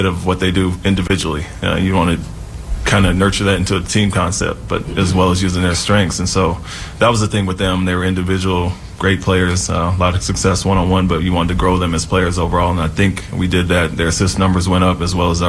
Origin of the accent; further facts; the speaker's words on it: Portland, Oregon, United States; I'm from Portland